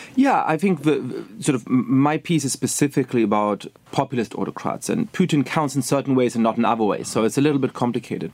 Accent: Germany; moved away as an adult; also born or lived in England / Poland; now in United States; I was born and raised in Germany

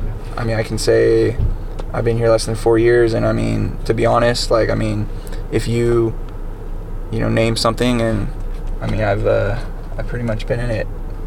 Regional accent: Brentwood, California, United States; I grew up in Brentwood, which is just a town over.

